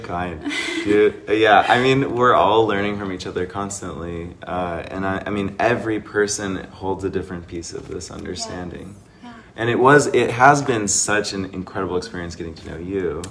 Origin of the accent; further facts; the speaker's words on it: Seattle, Washington, United States; now in Sedona, United States; I'm from Seattle